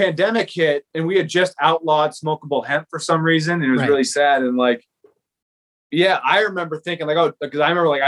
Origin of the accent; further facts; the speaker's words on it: Naperville, Illinois, United States; moved away as an adult; also born or lived in Fairfield, Iowa; now in Van Buren County, Iowa, United States; I grew up in Naperville, Illinois